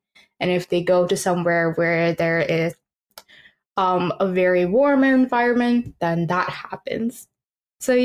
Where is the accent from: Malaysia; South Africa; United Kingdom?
Malaysia; now in Newfoundland, Canada; growing up in Malaysia and like in the tropics